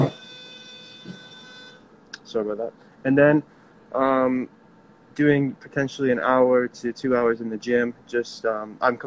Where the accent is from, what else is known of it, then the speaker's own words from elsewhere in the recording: Canada; I grew up in Canada